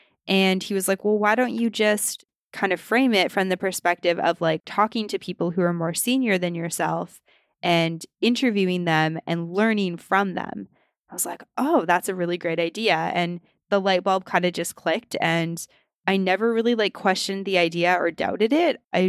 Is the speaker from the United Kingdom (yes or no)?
no; Western Canada, Canada; Like, I grew up in Western Canada and I was like, oh, Gone with the Wind?